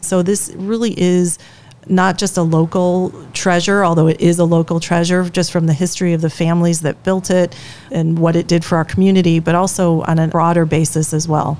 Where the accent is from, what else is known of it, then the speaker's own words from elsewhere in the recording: Chicago, Illinois, United States; now in Sturgeon Bay, United States; I grew up in Chicago